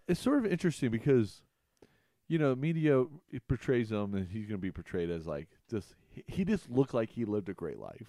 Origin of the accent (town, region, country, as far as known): Amarillo, Texas, United States; born or raised there; also born or lived in Colorado; now in Erie, United States